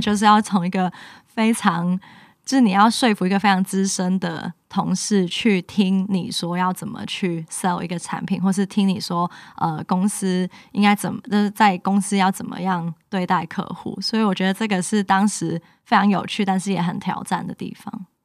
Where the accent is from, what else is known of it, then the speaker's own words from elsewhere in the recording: Hong Kong; moved away as an adult; now in Taiwan; 因为我是香港人嘛，然后我的家也发生很多事情